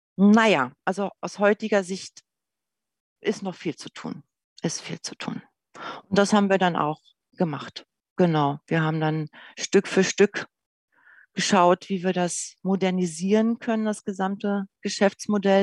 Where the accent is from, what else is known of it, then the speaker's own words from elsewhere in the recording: Berlin, Germany; Geboren bin ich in Berlin, im Bereich in einem Bezirk, der im Süden von Berlin genannt Gropiusstadt heißt